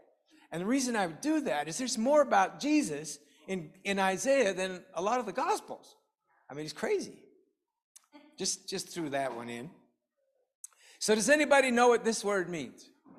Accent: England, United Kingdom; And so I learned the Korean alphabet, because I found as an English person, it's really helpful to learn the alphabet if you're going to learn to pronounce things properly.

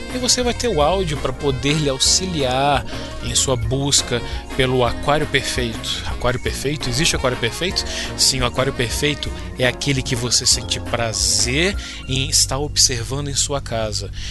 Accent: Brasília, Federal District, Brazil; sou de Brasília

